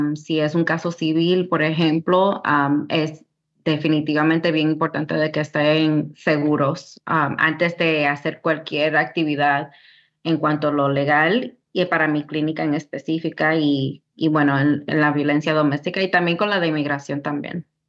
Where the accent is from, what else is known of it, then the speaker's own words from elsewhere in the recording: New York City, New York, United States; now in Tennessee, United States; yo soy de Queens, Nueva York. A una temprana edad mis padres um, vinieron de República Dominicana y pues yo y mis hermanos nacimos en New York.